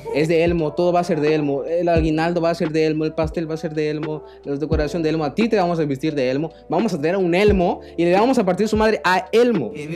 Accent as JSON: {"language": "Spanish", "country": "Mexico", "said": "los mexicanos, en especial cómo celebramos los cumpleaños"}